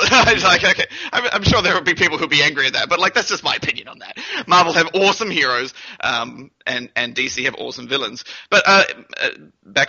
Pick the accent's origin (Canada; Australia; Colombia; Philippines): Australia; Brisbane, Queensland; also born or lived in New Zealand / Toowoomba, Queensland; I was born in New Zealand, and I moved to Brisbane when I was about 5 or 6